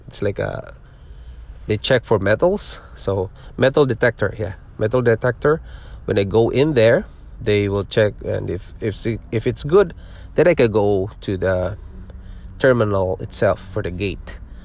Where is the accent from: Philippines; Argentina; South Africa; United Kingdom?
Philippines; born or raised there; moved away as an adult; also born or lived in Singapore; now in Ontario, Canada